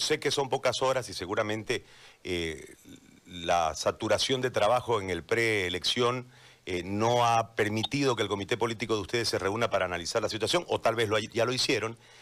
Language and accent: Spanish; Bolivia